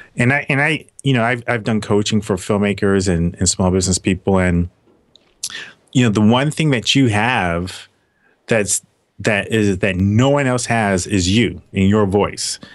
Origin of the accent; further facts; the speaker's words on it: Los Angeles, California, United States; also born or lived in Philadelphia / Atlanta; now in Seattle, United States; I was born in Philadelphia, and so she moved out to Hollywood, California when I was like five or six